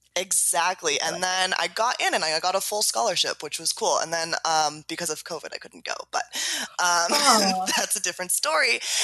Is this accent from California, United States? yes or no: yes; San Diego, California, United States; also born or lived in Los Angeles; I was born in San Diego, California, born and raised